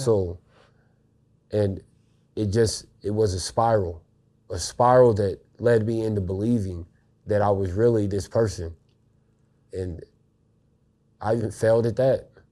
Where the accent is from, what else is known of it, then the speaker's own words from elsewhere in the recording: Marshall, Missouri, United States; I was raised in a town called Marshall, Missouri